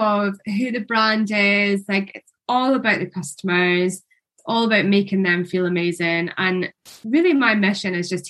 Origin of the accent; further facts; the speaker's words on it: Scotland, United Kingdom; I'm Scottish